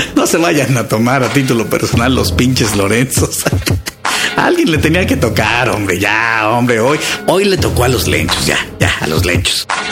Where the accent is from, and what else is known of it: Mexico